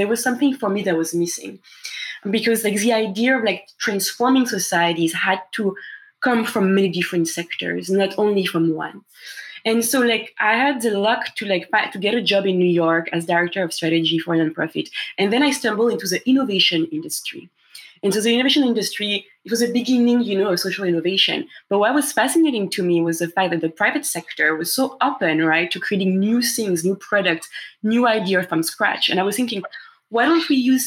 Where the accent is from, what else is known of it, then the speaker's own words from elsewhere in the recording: Paris, Île-de-France, France; English is a second language; moved away; as you can hear by my accent, and as you know, Phil, I'm from France originally. I was born and raised in Paris